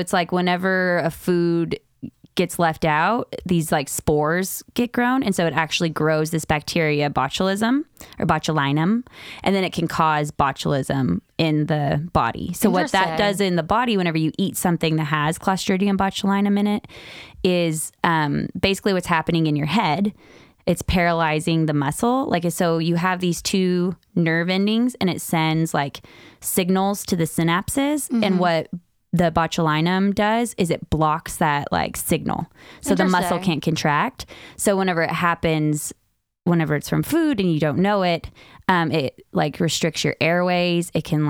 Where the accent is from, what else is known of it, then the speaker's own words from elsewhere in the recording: Farmington, New Mexico, United States; He got at a vintage store in New Mexico from my hometown in Farmington.